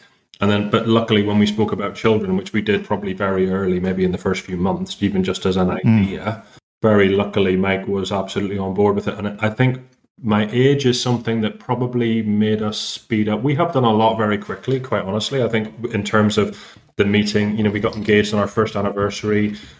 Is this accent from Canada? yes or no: no; Belfast, Northern Ireland, United Kingdom; also born or lived in London; I'm from Belfast originally. I was living in London for 18 years